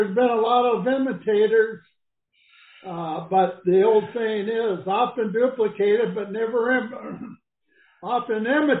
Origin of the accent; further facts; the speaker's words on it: Portland, Oregon, United States; moved away as an adult; now in Minnesota, United States; I was living in Portland, Oregon, my hometown.